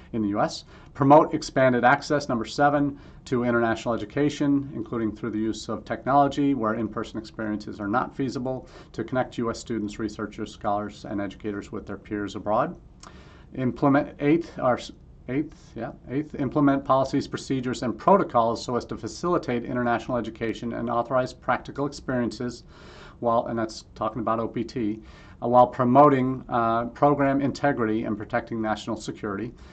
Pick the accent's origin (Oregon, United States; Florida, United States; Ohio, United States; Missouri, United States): Missouri, United States; I grew up in Missouri, so you still gotta show me